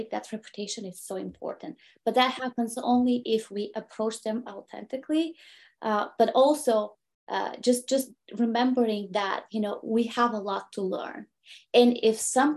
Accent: Bulgaria; English is a second language; moved away as an adult; now in United States; I'm an immigrant woman from Bulgaria who immigrated to the United States 20 years ago

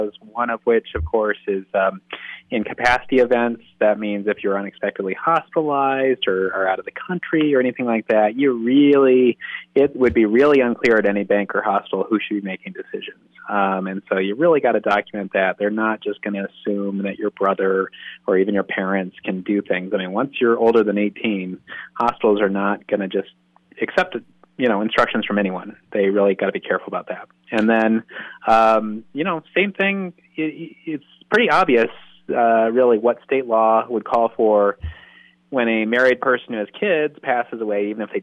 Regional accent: Denver, Colorado, United States; also born or lived in Michigan; I was born in Denver. I'm a Denver native.

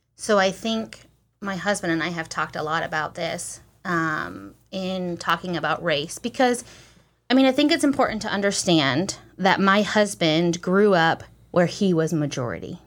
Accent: United States; I'm American

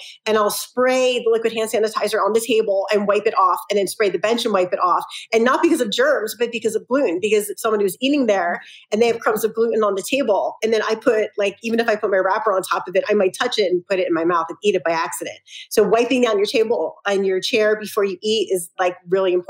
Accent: Philadelphia, Pennsylvania, United States; now in Salt Lake City, United States; I'm from Philly originally

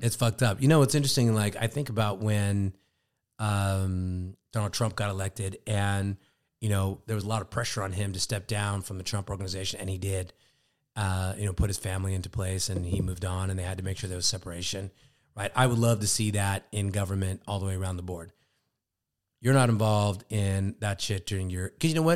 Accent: Sacramento, California, United States; we're both from Sacramento.

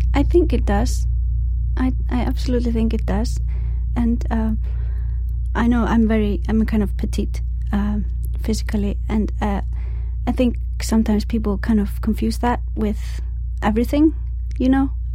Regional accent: Iceland; when I'm far away from Iceland, the elements in Iceland influence me a lot as well. In the winter, it's you know, you go to work when it's dark

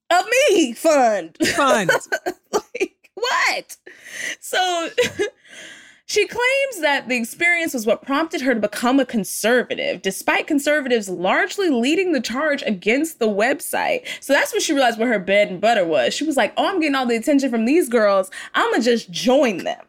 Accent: Texas, United States; I'm from Texas.

